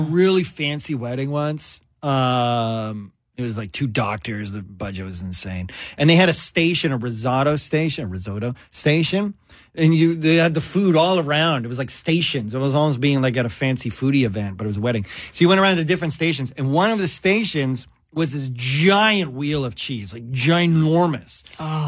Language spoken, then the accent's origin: English; Canada; also born or lived in Vancouver, British Columbia; me, Canadian